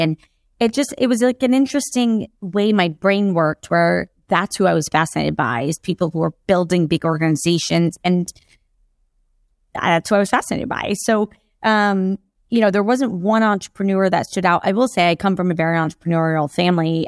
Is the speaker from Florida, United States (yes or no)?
yes; Jacksonville, Florida, United States; also born or lived in Kentucky; I grew up in Jacksonville, Florida.